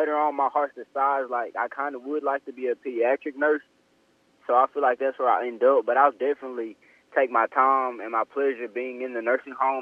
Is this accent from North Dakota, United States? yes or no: no; Grenada, Mississippi, United States; I'm from Grenada, Mississippi, about an hour away from the Senatobia campus